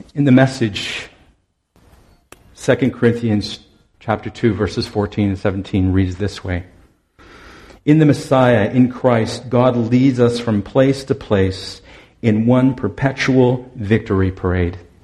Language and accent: English; Owen Sound, Ontario, Canada; moved away; I'm from Owen Sound originally, and I'd returned there to work for them for a summer